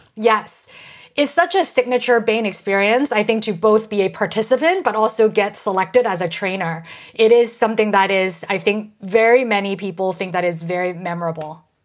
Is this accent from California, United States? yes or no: yes; San Francisco, California, United States; I grew up in San Francisco and my parents are getting older